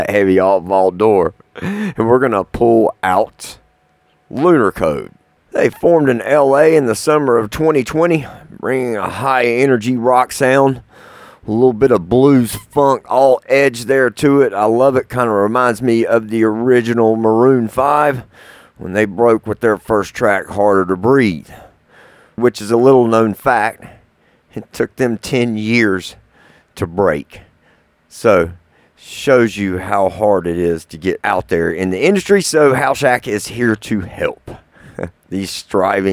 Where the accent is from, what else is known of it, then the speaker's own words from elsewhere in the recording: Sanford, North Carolina, United States; also born or lived in Lexington, North Carolina; here to North Carolina, of all places, in Sanford, my hometown where I grew up